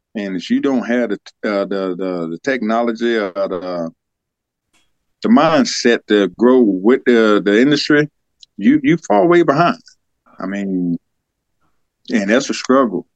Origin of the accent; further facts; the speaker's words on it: Senoia, Georgia, United States; also born or lived in Germany; I was born and raised right here in Georgia